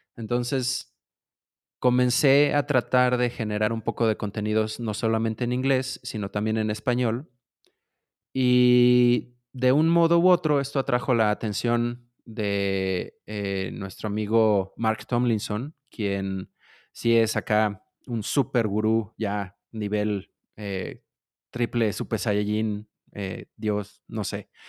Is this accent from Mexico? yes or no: yes; Mexico City, Mexico; de la Ciudad de México, mexicano, chilango, dirían algunos